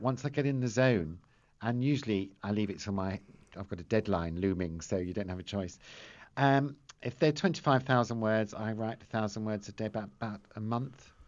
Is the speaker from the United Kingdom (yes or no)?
yes; Teddington, London, United Kingdom; I grew up in Teddington in a house just like the Bolds